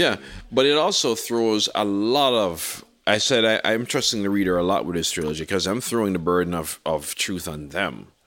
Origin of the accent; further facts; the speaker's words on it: Jamaica; growing up in Jamaica